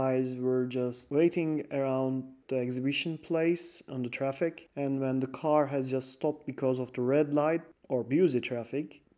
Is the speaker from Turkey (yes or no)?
yes; Turkey; we are from Turkey